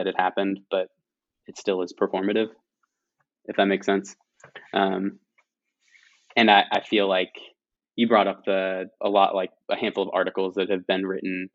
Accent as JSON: {"language": "English", "town": "Washington", "region": "District of Columbia", "country": "United States", "tie": "born or raised there", "also_born_or_lived": "England", "said": "growing up in the DC area, or basically ever since we moved back to the US from England, we were in the DC area"}